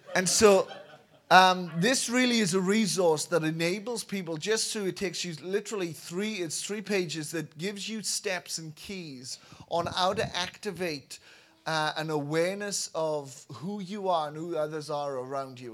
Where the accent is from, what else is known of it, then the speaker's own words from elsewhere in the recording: Wales, United Kingdom; moved away as an adult; I was born in Wales, uh, raised in Wales, and in two thousand five left Wales